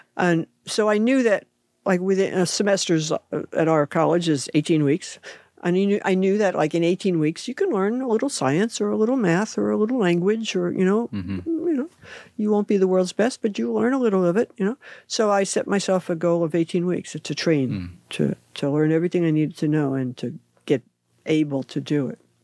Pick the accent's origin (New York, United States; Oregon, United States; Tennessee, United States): New York, United States; New York City; moved away as an adult; also born or lived in France / Japan / Southern California / Northern California; now in West Sacramento, United States; growing up in New York City